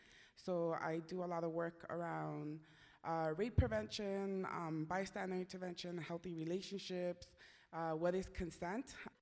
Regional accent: Los Angeles, California, United States; also born or lived in Mexico; I'm a gordita that was born in Mexico. I was raised in East LA, so I'm a chola from Boyle Heights.

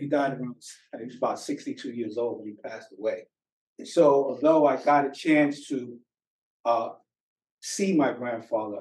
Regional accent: New York City, New York, United States; I was born and raised in Brooklyn

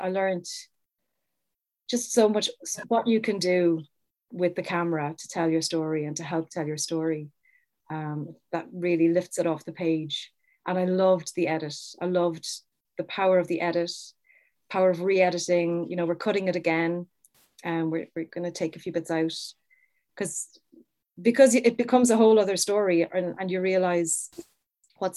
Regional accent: Cork, Munster, Ireland; I would have gone to all the Cork festivals growing up because I'm from Cork.

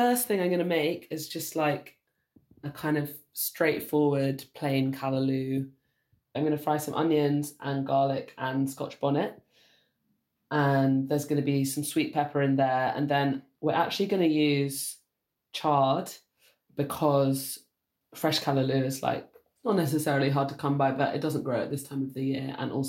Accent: Jamaica; born there; also born or lived in United Kingdom; Well, I'm Jamaican British. I was born in Jamaica.

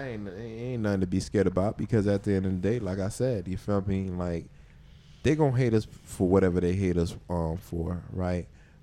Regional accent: Miami, Florida, United States; we from Dade County

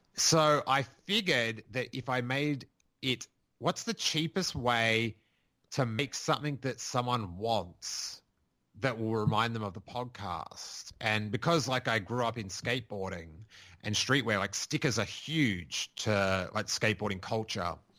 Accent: Rosebud, Victoria, Australia; I grew up in Rosebud

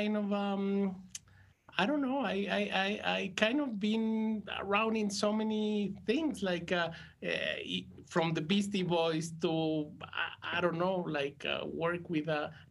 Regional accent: Mexico; I just assume I am from Mexico. I live in Mexico, and that's who I am

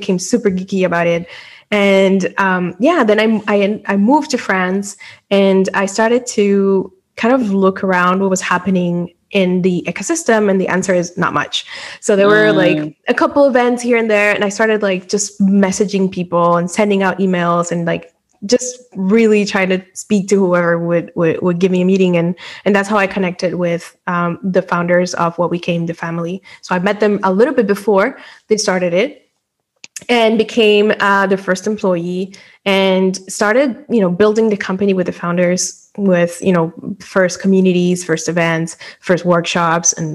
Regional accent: Dominican Republic; moved away as an adult; also born or lived in Europe; I was born and raised in the Dominican Republic

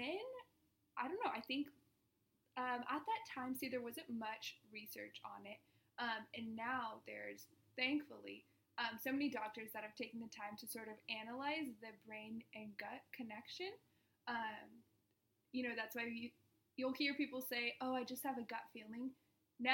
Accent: Orange County, California, United States; also born or lived in Phoenix; I was born and raised in Orange County

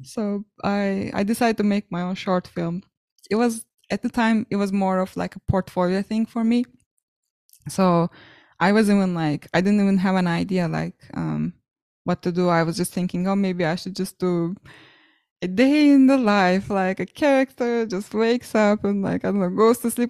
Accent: Ankara, Turkey; a university in my hometown, Ankara, called Hacettepe

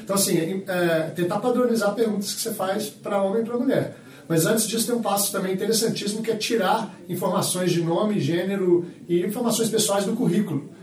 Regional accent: Minas Gerais, Brazil; eu sou mineiro, atleticano

